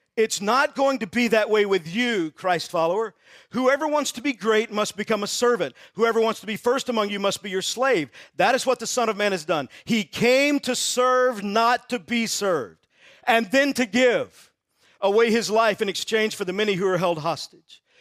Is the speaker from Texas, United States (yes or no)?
yes; Texas, United States; I grew up in Texas